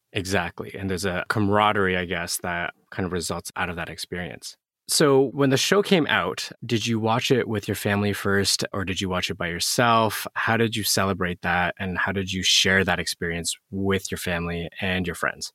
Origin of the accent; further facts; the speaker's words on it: Canada; growing up in Canada, I was also born in Canada